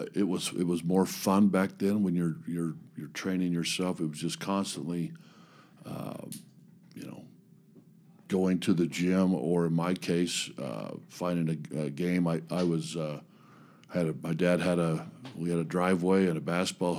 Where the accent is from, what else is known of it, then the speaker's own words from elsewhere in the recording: Highland area, Utah, United States; I grew up in the, even though I went to Skyline, I grew up in the Highland area when I was young